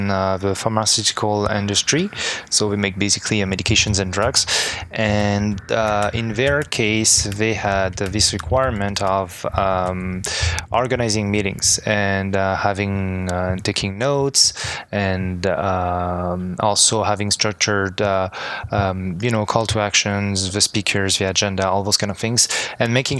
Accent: France; English is a second language; moved away as an adult; now in Montreal, Canada; I was originally born and raised in France and I moved to Montreal 6 years ago now.

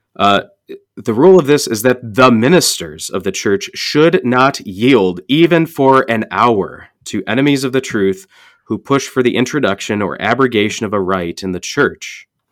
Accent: St. Louis, Missouri, United States; I grew up in Saint Louis

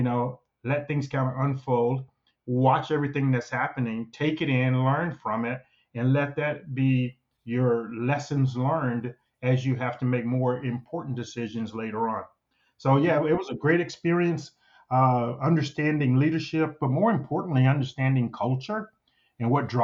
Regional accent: Mississippi, United States; moved away; my oldest memories is actually being in kindergarten in Mississippi.

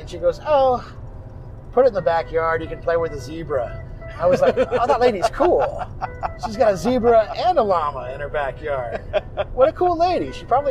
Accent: Huntington Beach, California, United States; also born or lived in Gardena / Simi Valley; growing up in Southern California, Huntington Beach, and then at grandparents in Gardena and in Simi Valley and stuff like that.

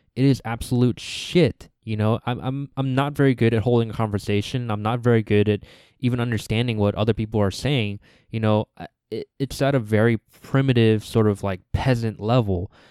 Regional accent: United States; the second generations like me, the people that are born here like me

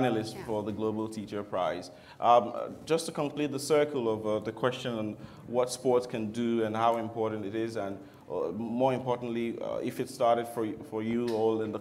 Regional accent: Nigeria; I'm Nigerian, and I come from a country

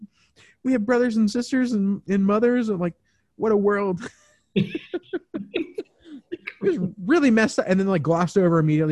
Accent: Kentucky, United States; born there; I was born in Kentucky.

